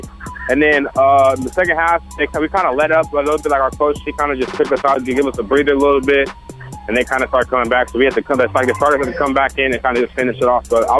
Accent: Temecula, California, United States; also born or lived in San Diego; And then I grew up in Temecula and Marietta area. So I went to kindergarten and sixth grade there.

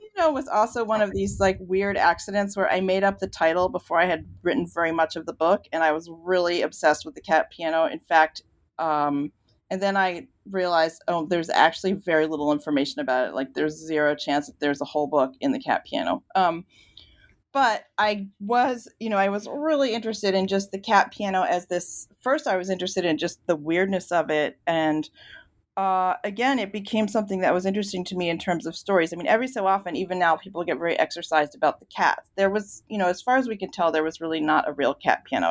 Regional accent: Virginia, United States; I grew up in Virginia

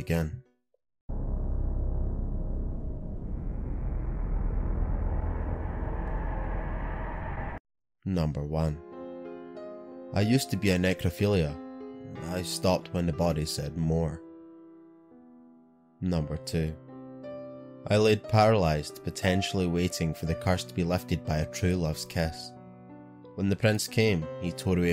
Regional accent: Scotland, United Kingdom; I'm your Scottish host

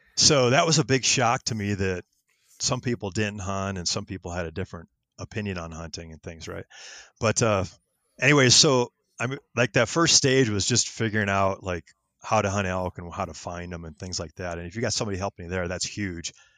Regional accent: Wisconsin, United States; moved away as an adult; also born or lived in Minnesota; now in Colorado, United States; I grew up in Wisconsin

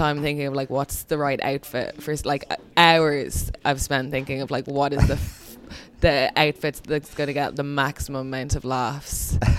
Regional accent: Dublin, Leinster, Ireland; accent: American; Here, in Dublin.

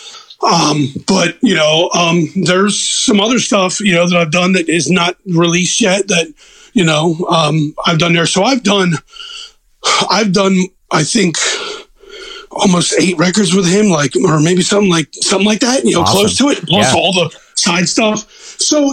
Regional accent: Baltimore, Maryland, United States; accent: Northeast; I'm from Baltimore

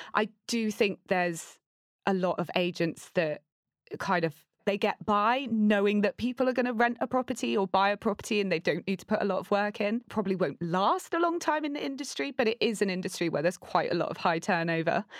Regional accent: Torquay, South West England, United Kingdom; I grew up in Torquay. It's tiny.

